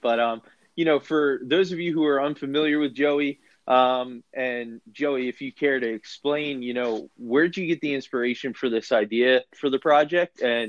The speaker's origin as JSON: {"language": "English", "region": "New Jersey", "country": "United States", "tie": "born or raised there", "said": "I grew up in South Jersey."}